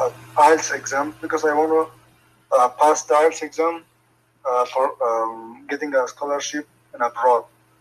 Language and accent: English; Afghanistan; English is a second language; I'm from Afghanistan.